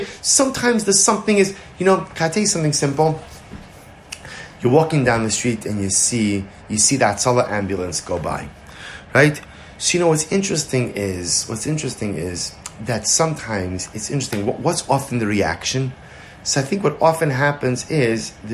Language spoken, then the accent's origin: English; New York, United States; now in Baltimore, United States; I'm from New York originally